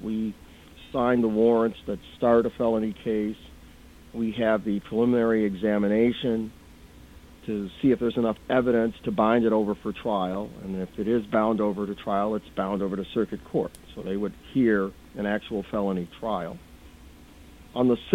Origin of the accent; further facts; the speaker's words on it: Flint, Michigan, United States; I was born and raised here in Flint and lived here all my life